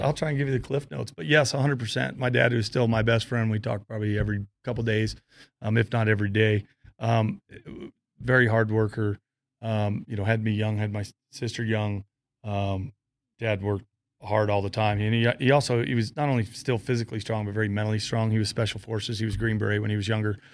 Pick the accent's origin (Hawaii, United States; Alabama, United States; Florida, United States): Florida, United States; moved away as an adult; also born or lived in Fort Collins, Colorado; now in Colorado, United States; I grew up hunting in Florida and trapping possums and coons